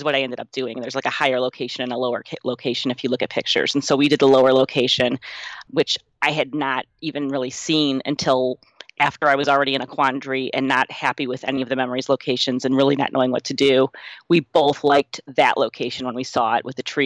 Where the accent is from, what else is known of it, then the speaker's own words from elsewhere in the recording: Cleveland, Ohio, United States; I grew up in Cleveland. Our beach is Lake Erie